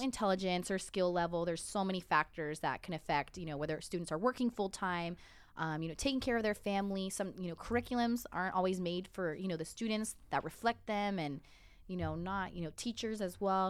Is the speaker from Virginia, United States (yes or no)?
no; Santa Ana, California, United States; I grew up in Santa Ana